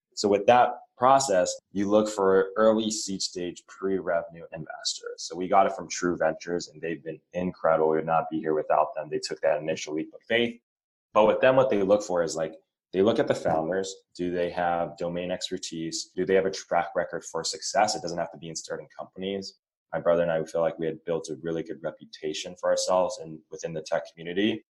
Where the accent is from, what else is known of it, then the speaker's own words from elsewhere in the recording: Laguna Beach, California, United States; we grew up in Orange County, like Laguna Beach. I didn't grow up in Irvine